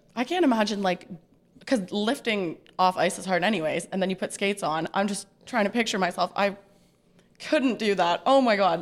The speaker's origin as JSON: {"language": "English", "town": "Ottawa", "region": "Ontario", "country": "Canada", "said": "I'm from Ottawa."}